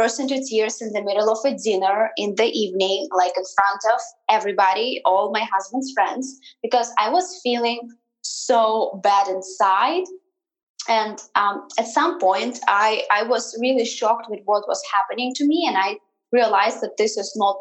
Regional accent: Siberia, Russia; moved away as an adult; also born or lived in Moscow, Russia; now in United States; I was born and raised in Siberia in Russia

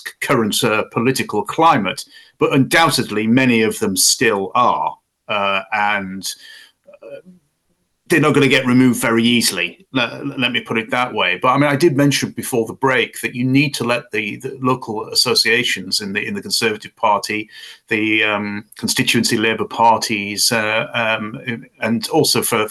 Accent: Bishop Auckland, North East England, United Kingdom; moved away; my hometown of Bishop Auckland, where I used to live, where I was brought up

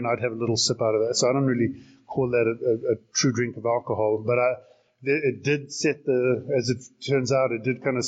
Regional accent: South Africa; also born or lived in Salt Lake City, United States; now in Arizona, United States; I'm originally from South Africa, and born and raised there.

